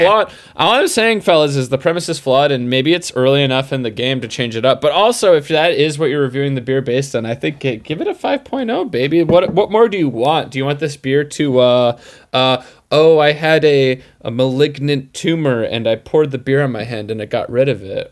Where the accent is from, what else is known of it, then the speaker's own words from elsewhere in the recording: Utica, New York, United States; moved away as an adult; I grew up right outside of Utica